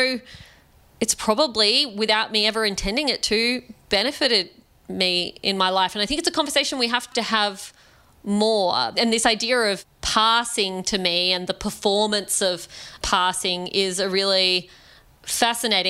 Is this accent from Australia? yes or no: yes; Australia; I'm an Indian Australian woman